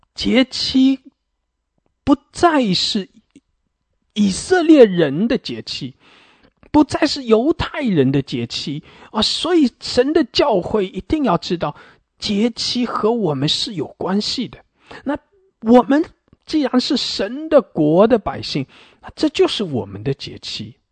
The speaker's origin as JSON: {"language": "Chinese", "country": "China", "said": "我们华人，我们中国人"}